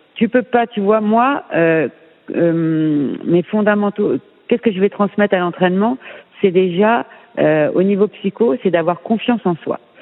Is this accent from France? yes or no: yes; France; moved away as an adult; je suis française.